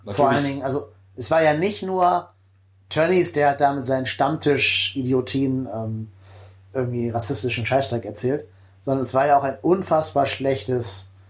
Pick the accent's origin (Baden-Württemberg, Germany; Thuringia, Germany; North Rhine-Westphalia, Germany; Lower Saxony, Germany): North Rhine-Westphalia, Germany; Cologne; Und das tut mir jetzt als Kölner sehr weh zu sagen